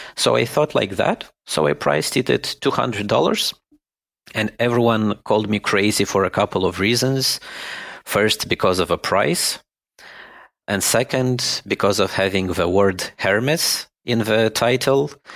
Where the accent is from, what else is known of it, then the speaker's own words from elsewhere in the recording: Moldova; moved away as an adult; now in Germany; I was born in Moldova and I lived all my life in Moldova.